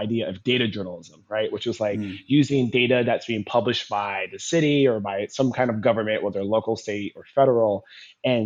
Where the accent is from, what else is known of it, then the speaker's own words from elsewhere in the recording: California, United States; moved away as an adult; now in Washington, United States; I'm originally from California.